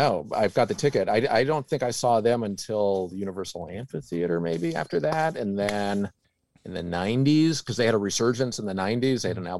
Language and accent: English; Winnipeg, Manitoba, Canada; also born or lived in England / Belgium / Vancouver; I was born in Canada. My family moved around a lot. I don't know for sure. A few places in Canada, and then a couple places in England in the 70s, Belgium